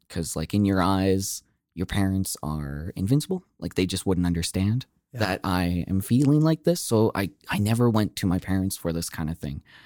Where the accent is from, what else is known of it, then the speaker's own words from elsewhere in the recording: Okotoks, Alberta, Canada; growing up in Okotoks